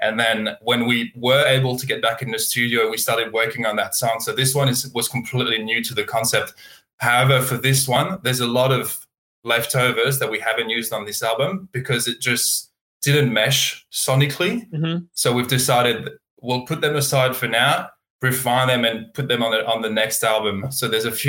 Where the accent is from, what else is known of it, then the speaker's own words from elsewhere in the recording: Burgundy, Bourgogne-Franche-Comté, France; moved away as an adult; now in Australia; I'm from Burgundy. So middle east of France and near Dijon